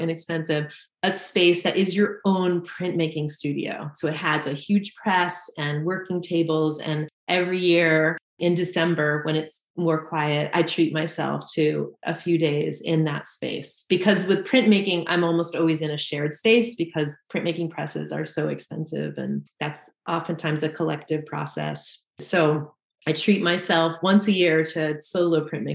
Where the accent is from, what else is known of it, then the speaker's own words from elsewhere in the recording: Southern Vermont, United States; now in Colrain, Massachusetts, United States; I grew up in Southern Vermont